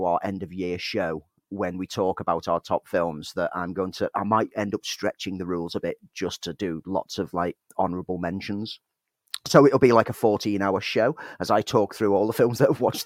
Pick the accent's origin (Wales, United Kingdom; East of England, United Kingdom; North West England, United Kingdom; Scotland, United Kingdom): North West England, United Kingdom; Prescot; moved away; I'm from Prescott